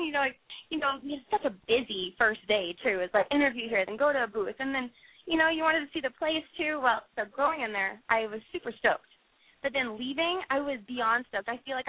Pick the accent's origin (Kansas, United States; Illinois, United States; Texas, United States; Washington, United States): Kansas, United States; now in California, United States; I'm actually from Kansas.